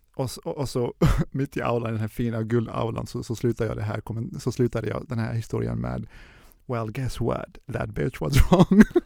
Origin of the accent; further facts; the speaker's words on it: Jönköping, Jönköping County, Sweden; also born or lived in Tehran, Iran; now in Stockholm, Sweden; vi är från Jönköping och sen så flyttade vi till Stockholm.